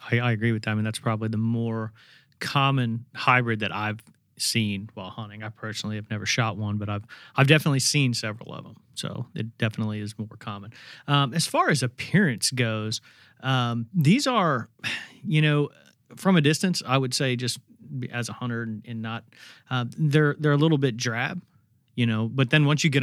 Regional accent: Indiana, United States; when I came down from Indiana, um, I think I hunted down in South Louisiana one time

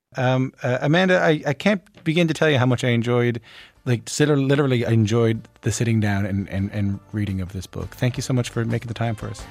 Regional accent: Newfoundland and Labrador, Canada; growing up in Newfoundland

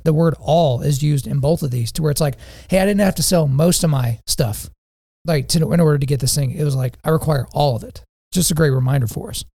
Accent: Lawton, Oklahoma, United States; my hometown of Lawton, Oklahoma

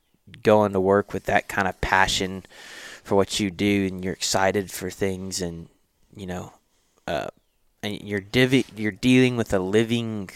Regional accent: Nacogdoches, Texas, United States; I was born and raised in Nacogdoches, so I stayed in my hometown for college

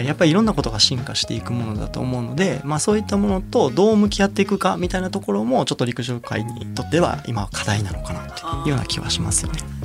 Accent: Kansai, Japan; 僕関西出身なのでそれこそやっぱ関東の人間じゃないから

